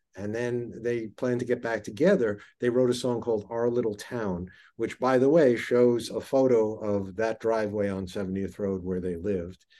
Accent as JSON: {"language": "English", "town": "New York City", "region": "New York", "country": "United States", "tie": "born or raised there", "said": "I grew up in Flushing, Queens, literally on the same road, seventieth Road, in Kew Garden Hills"}